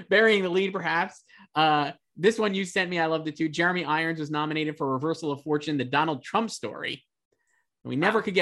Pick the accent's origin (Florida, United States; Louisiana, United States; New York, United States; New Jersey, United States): New York, United States